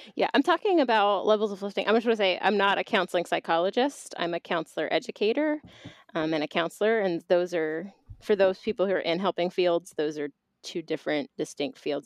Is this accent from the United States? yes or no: yes; Boston, Massachusetts, United States; also born or lived in Philadelphia, Pennsylvania / Atlanta, Georgia; now in Bristol, Tennessee, United States; I was born in Boston, Massachusetts